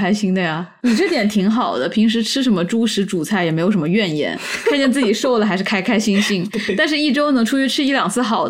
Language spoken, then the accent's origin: Chinese; Wuhan, Hubei, China; 我们武汉人呢，算不上正宗的南方